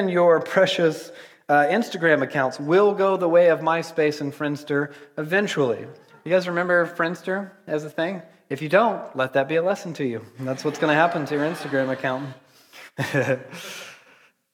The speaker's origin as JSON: {"language": "English", "region": "Georgia", "country": "United States", "said": "I'm from Georgia"}